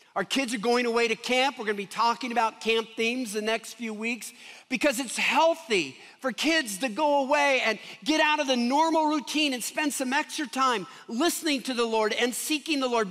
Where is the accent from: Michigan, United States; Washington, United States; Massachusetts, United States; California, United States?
Washington, United States; Seattle; now in Denver, United States; I come from Seattle